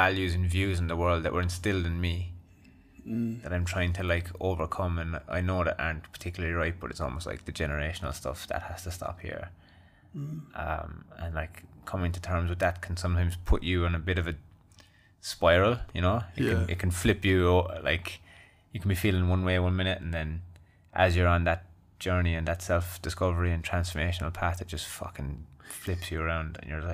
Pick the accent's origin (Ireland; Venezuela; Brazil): Ireland; now in Australia; I was born in Ireland and I ended up here